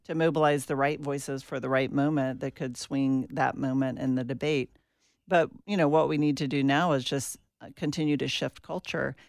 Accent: Atlanta, Georgia, United States; I grew up in Atlanta, Georgia

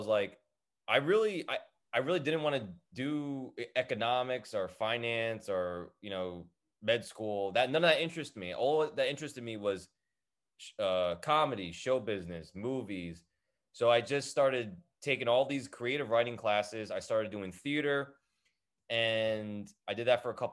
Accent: Edison, New Jersey, United States; I grew up in Edison, New Jersey.

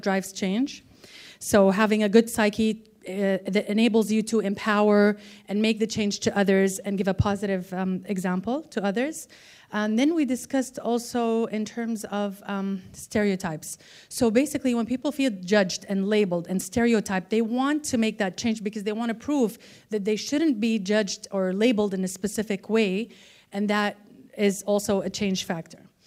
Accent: Saudi Arabia; I'm from Saudi Arabia

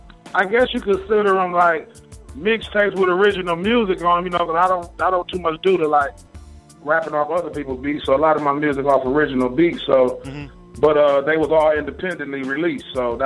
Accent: Milwaukee, Wisconsin, United States; you'll never think I was from Milwaukee.

